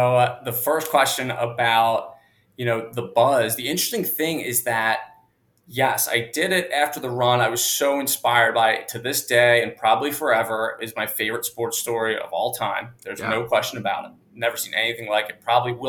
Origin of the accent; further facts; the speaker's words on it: Wilmington, Delaware, United States; also born or lived in Philadelphia, Pennsylvania; So grew up in Wilmington, Delaware. So really close to Philly. Grew up an Eagles fan naturally